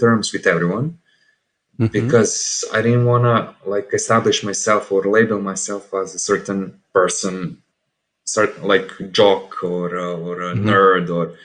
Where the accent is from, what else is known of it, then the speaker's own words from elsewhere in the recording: Serbia; English is a second language; I'm from Serbia